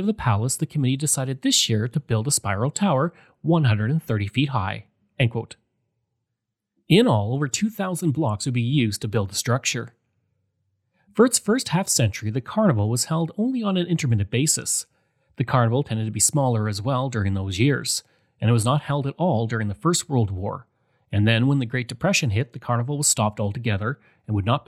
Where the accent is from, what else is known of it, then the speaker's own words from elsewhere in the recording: Alberta, Canada; accent: Alberta; my Alberta accent